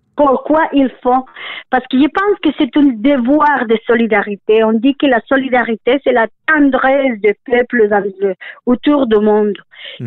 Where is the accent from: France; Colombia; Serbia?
Colombia; now in Canada; chez nous, en Colombie